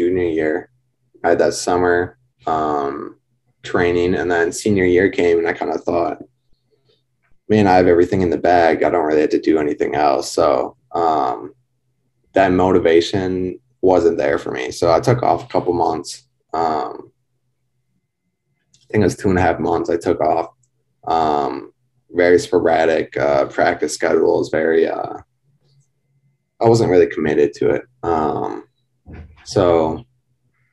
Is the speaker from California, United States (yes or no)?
no; Sturgeon Bay, Wisconsin, United States; I grew up in Sturgeon Bay, Wisconsin